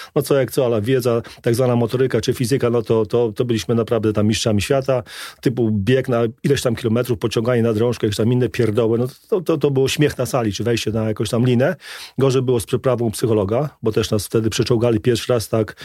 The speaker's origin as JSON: {"language": "Polish", "town": "Trzeszczany", "region": "Lublin Voivodeship", "country": "Poland", "tie": "born or raised there", "also_born_or_lived": "Warsaw", "moved": "as an adult", "said": "dorastałem na ścianie wschodniej w małej miejscowości, niedaleko Chrobieszowa, Trzeszczany"}